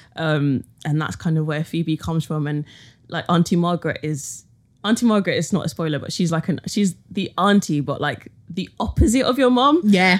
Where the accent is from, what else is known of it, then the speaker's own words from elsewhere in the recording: London, United Kingdom; being like a young woman born in London